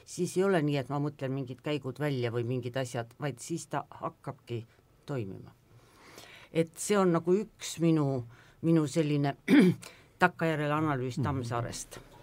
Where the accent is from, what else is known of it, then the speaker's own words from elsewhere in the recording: Pärnu, Pärnu County, Estonia; mina olen Pärnus sündinud ja kasvanud Pärnu lähedal mere ääres